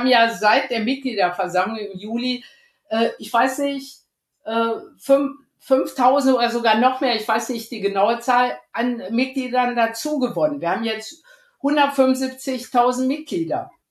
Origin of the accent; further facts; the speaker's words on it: Rhineland, Germany; Ich bin ja aus dem Rheinland und äh, wenn ich wenn dann schon mal rauskommt, dass ich äh, so dick Schalke bin oder mitfahre, was dann einige nicht verstehen